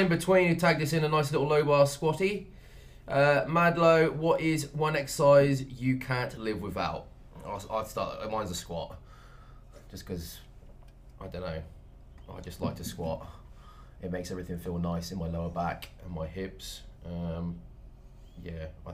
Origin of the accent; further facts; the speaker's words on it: United Kingdom; we are British.